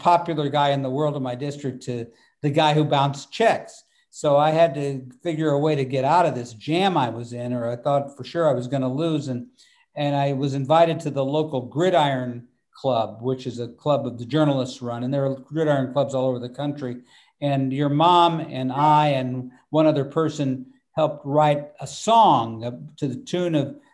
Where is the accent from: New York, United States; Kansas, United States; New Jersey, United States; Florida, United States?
Kansas, United States; Wichita; the Boeing company had 30,000 employees in Wichita